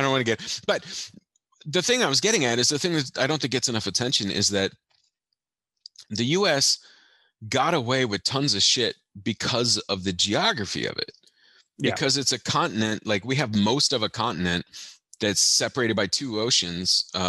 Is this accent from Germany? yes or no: yes; Germany; also born or lived in Belgium; I don't know if you know this, but I grew up in Europe.